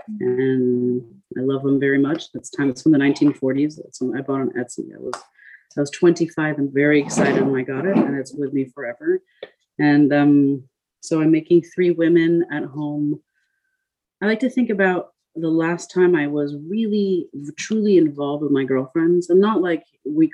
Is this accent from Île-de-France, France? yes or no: yes; Paris, Île-de-France, France; moved away; I grew up in Paris, where I lived on one of the islands